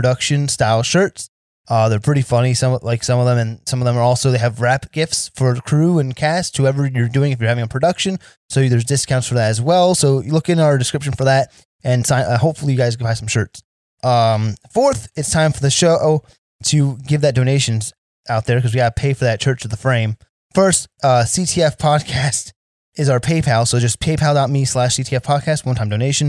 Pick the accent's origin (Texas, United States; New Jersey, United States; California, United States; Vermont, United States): New Jersey, United States; Sayreville; now in Las Vegas, United States; So I'm originally from New Jersey. Now, I live in a town called Sayreville, but there's a section of Sayreville called Parlin, and that's where I'm from